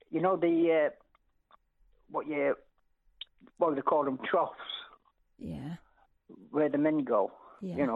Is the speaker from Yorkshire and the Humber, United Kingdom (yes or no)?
yes; Doncaster, Yorkshire and the Humber, United Kingdom; I'm a first-time caller. Well, I'm very pleased. Thank you for ringing up. What did you want to say? Right, I'm, I'm from Doncaster, South Yorkshire.